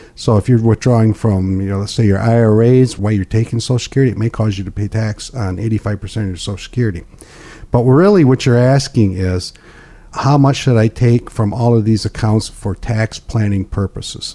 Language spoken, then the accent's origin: English; Pinconning, Michigan, United States; I'm born and raised in Pink County